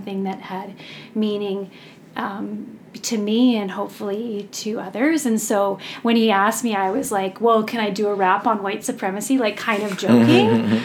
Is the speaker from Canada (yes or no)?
yes; about an hour outside of Vancouver, British Columbia, Canada; I'm from this area, about an hour outside of Vancouver